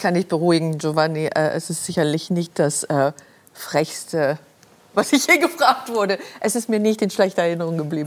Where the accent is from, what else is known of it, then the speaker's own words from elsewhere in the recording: Luxembourg; moved away; also born or lived in Germany; ich kam aus Luxemburg, ich kam aus einer aus einem Elternhaus